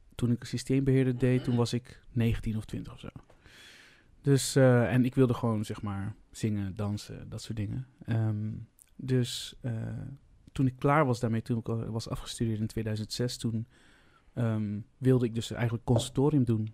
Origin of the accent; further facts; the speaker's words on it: Vlissingen, Zeeland, Netherlands; moved away as an adult; ik ben dus opgegroeid in Vlissingen